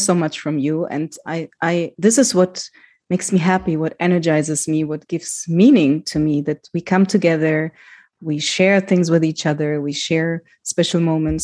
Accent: Germany; moved away; also born or lived in Greece; I grew up in Germany as a child with a migrant background

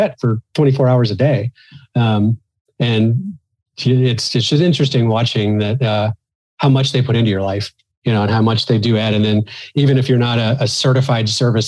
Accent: Missouri, United States; moved away; And I'm originally from the Midwest United States, from Missouri.

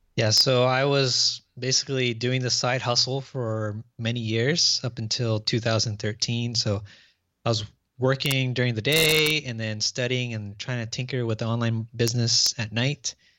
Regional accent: Orange County, Southern California, United States; from Orange County, Southern California, uh, born and raised here

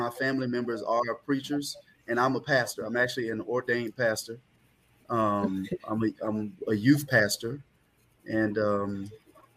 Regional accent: Jacksonville, Florida, United States; moved away as an adult; now in Miami, United States; I was born and raised in Jacksonville, Florida

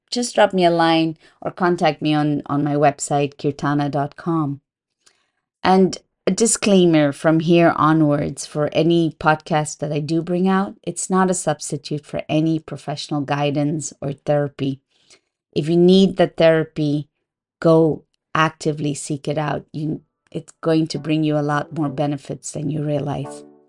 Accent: Curaçao; I was raised in an island called Curaçao. It belongs to the Dutch kingdom.

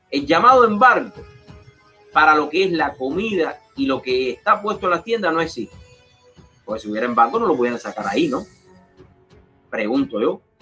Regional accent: Cuba; now in United States; yo salí de Cuba hace casi 20 años ahorita.

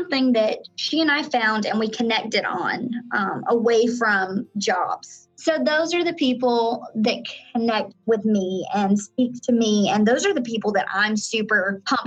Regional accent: Florida panhandle, United States; moved away as an adult; now in Orlando, United States; I was actually born and raised in Florida. I was actually born in the panhandle of Florida. So I grew up in a small town

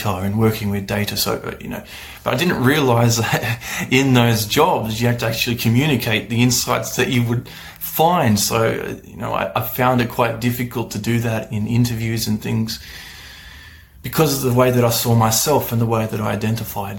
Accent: Australia; I'm from Australia

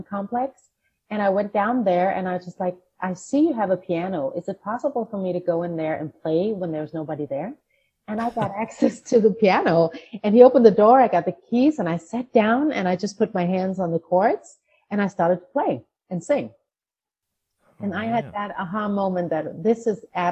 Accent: Denmark; moved away; I grew up in a small town in Denmark with my Danish mother.

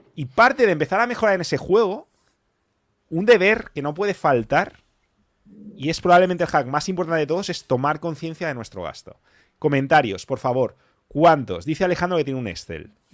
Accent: Spain; yo soy español

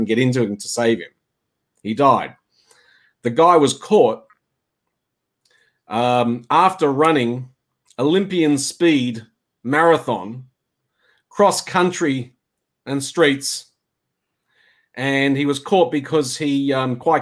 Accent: Queensland, Australia; moved away; I'm originally a Queenslander

